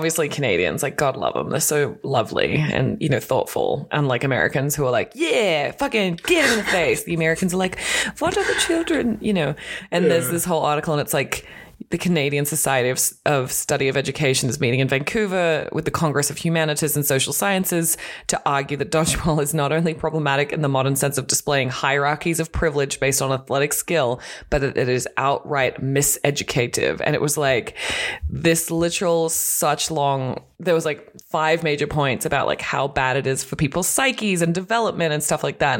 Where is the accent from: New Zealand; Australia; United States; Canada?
Australia; moved away; I'm Australian, as you can tell if you've listened to any podcast or the sound of my voice